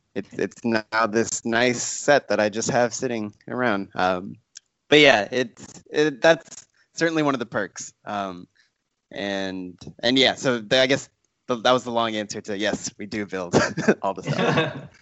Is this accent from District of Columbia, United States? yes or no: no; Texas, United States; now in Los Angeles, United States; by way of growing up in Texas